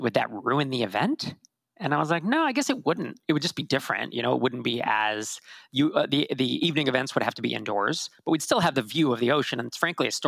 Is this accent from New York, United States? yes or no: no; California, United States; I'm from California